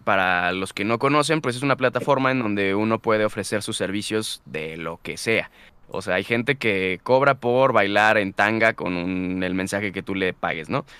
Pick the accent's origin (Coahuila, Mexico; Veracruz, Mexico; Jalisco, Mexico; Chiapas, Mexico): Jalisco, Mexico; Guadalajara; moved away as an adult; now in Mexico City, Mexico; yo regresé a, Guadalajara y, empecé a, acondicionar mi armario el armario que tenía en mi cuarto en casa de mis papás